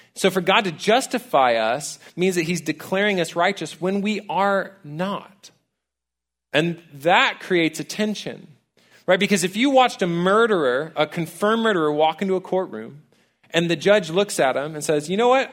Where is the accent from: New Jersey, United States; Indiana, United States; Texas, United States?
Texas, United States; College Station; I actually grew up here in town. I'm a townie, I'm from College Station